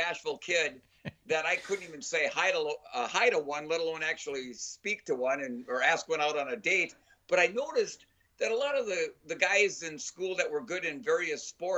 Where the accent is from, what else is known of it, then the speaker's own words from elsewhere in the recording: Minnesota, United States; I'm from Minnesota